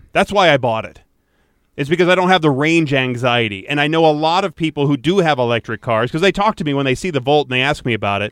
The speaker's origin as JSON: {"language": "English", "town": "Detroit", "region": "Michigan", "country": "United States", "tie": "born or raised there", "said": "I grew up in Detroit"}